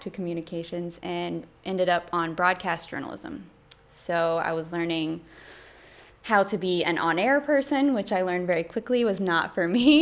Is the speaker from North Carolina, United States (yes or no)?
yes; Jacksonville, North Carolina, United States; moved away as an adult; now in Greenville, United States; I am from Jacksonville, North Carolina, which is like an hour and a half away from here, home of Camp Lejeune. It's what it's most known for. There's nothing else really in Jacksonville. So grew up land of Marines